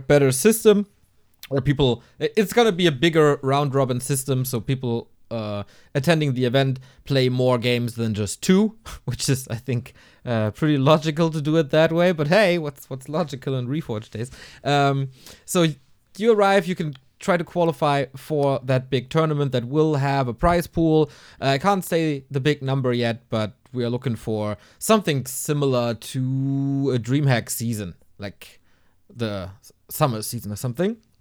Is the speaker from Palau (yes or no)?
no; Hamburg, Germany; here in my hometown, Hamburg